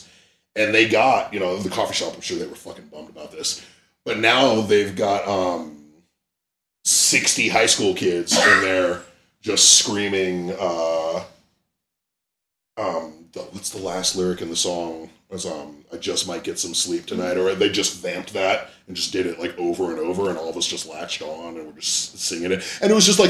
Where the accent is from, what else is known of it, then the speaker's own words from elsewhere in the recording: Bay Area, California, United States; growing up in the Bay Area